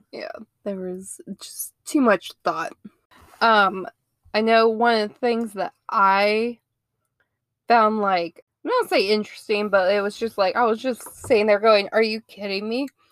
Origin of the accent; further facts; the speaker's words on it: Ohio, United States; moved away as an adult; now in Mobile, United States; I am originally from Ohio, I moved down here to good old Mobile, Alabama, about nine years ago